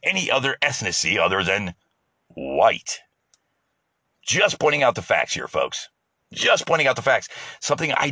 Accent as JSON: {"language": "English", "country": "United States", "said": "as an American"}